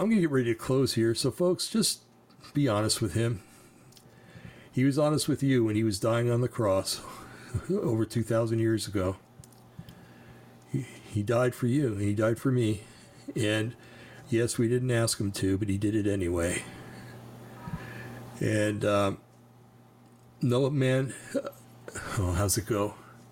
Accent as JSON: {"language": "English", "region": "New Jersey", "country": "United States", "said": "I'm from New Jersey"}